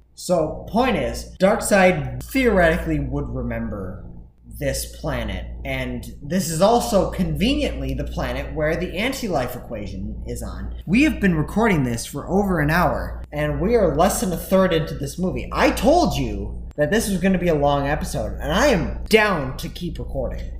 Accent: Wisconsin, United States; I am from Wisconsin

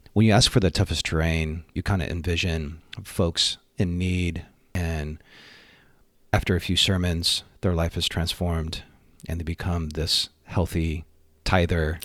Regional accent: Bay Area, California, United States; born and raised in the Bay Area

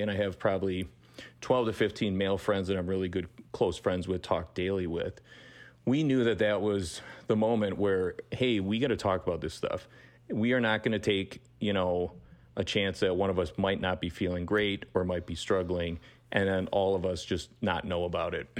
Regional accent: Fond du Lac, Wisconsin, United States; moved away as an adult; also born or lived in Milwaukee, Wisconsin; born and raised in Fond du Lac, Wisconsin, and then moved to Milwaukee for, for college

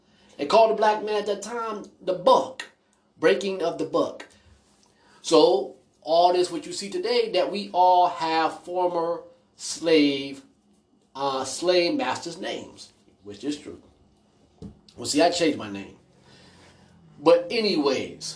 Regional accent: United States; I was born in America

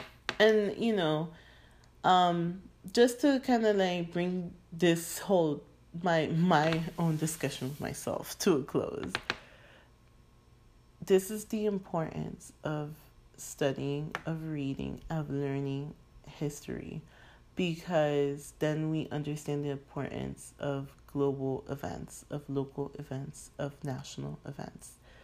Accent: United Kingdom; I'm like schoolmate, like I'm freaking British, a classmate

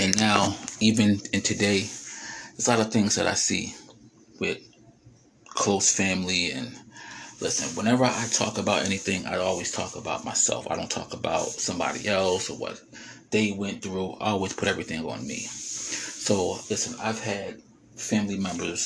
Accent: New Jersey, United States; I am from Jersey

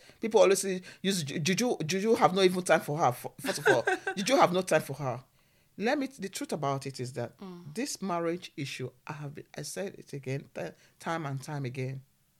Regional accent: Edo, Nigeria; Marrying, because we are from Edo.

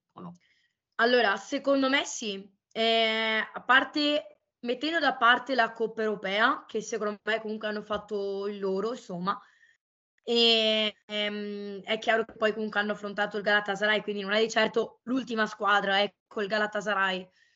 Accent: Venice, Veneto, Italy; da veneziana

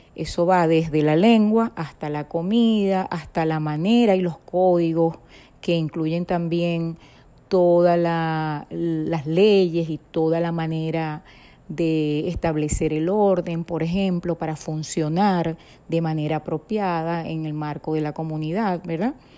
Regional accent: Venezuela; moved away; Nací en Venezuela

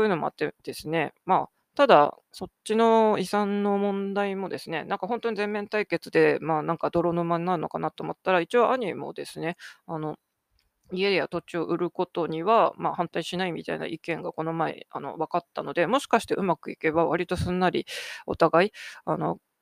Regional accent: Sapporo, Hokkaido, Japan; moved away as an adult; now in Tokyo, Japan; 私はもともと札幌生まれの札幌育ちの

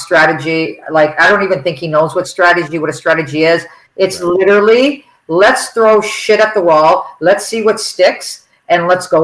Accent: Toronto, Ontario, Canada; I was raised on the Danforth

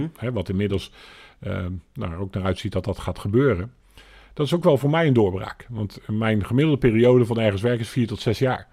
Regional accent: Alblasserdam, South Holland, Netherlands; also born or lived in Papendrecht; En zo kwam ik uiteindelijk in aanraking met Alblasserdam. En ehm, ben hier dus eigenlijk ook wel voor een deel opgegroeid

